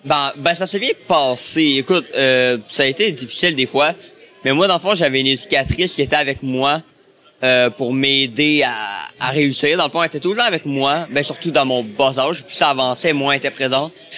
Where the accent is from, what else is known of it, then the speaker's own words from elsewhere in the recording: La Pocatière, Quebec, Canada; also born or lived in Montreal; je suis né euh, à l'Apocatière. Ça, c'est dans le Bas-Saint-Laurent.